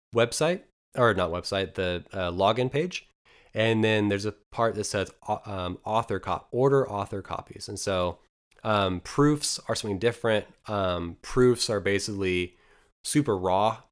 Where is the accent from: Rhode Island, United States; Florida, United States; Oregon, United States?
Oregon, United States; Eastern; moved away; I'm from a very, very small town of about two hundred people, um, in, in Eastern Oregon